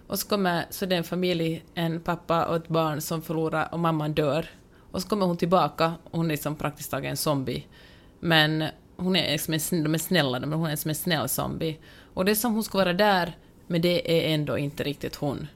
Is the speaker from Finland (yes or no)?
yes; Finland; now in Los Angeles, United States; jag är finlandssvensk.